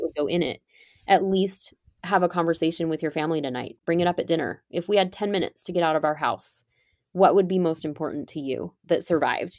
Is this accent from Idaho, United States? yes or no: no; California, United States; I grew up in California, and I ended up back here. I live in California now